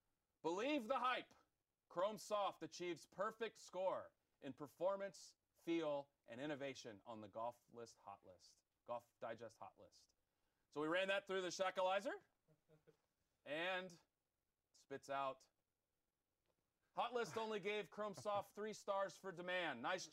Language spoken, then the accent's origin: English; the South, United States; I grew up in the South.